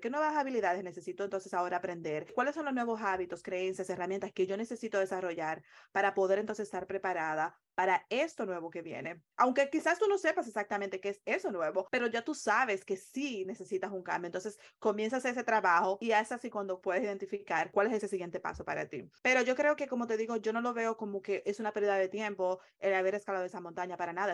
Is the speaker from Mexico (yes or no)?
no; Dominican Republic; moved away as an adult; also born or lived in Long Island, New York, United States; now in United States; en la República Dominicana, de donde soy originariamente